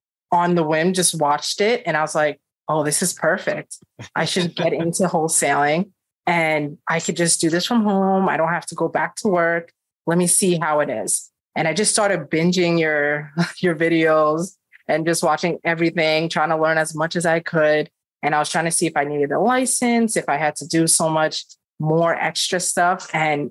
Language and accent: English; upstate New York, United States; moved away as an adult; now in Long Island, New York, United States; I grew up higher, like in like the upstate area of New York, but then I moved to Long Island when I got married